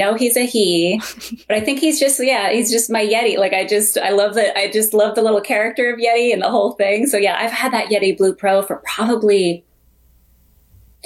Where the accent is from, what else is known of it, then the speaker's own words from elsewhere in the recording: Vermont, United States; moved away as an adult; also born or lived in New York; growing up in Vermont before the internet days